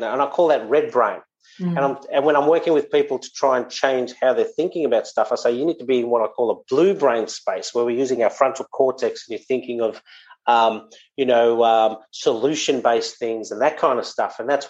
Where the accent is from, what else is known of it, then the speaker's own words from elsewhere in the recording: South Africa; born there; my dad, I was born in South Africa, fairly robust dad